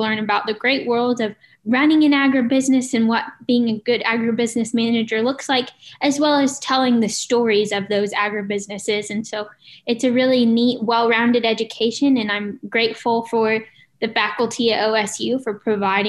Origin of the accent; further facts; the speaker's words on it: Cushing, Oklahoma, United States; I am from Cushing, Oklahoma. I grew up on a small cow-calf operation here in Cushing